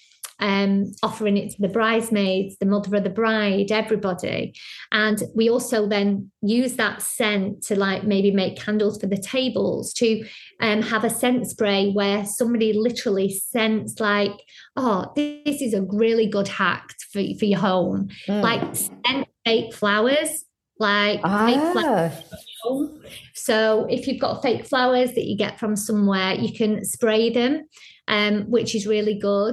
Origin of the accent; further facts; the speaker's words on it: Blackpool, North West England, United Kingdom; moved away; I'm from Blackpool, so it's very seaside